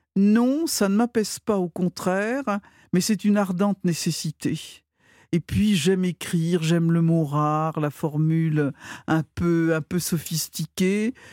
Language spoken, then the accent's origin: French; Brittany, France; je suis, je suis bretonne